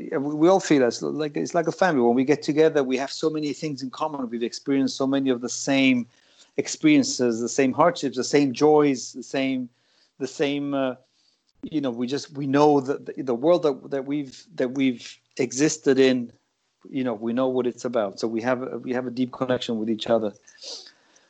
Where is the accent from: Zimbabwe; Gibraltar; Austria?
Gibraltar; also born or lived in New York; now in United States; growing up in Gibraltar